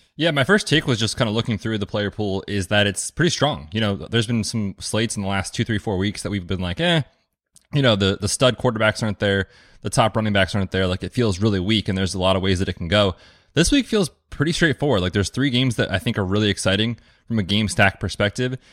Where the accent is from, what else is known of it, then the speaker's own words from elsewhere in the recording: United States; like all Americans, we're optimistic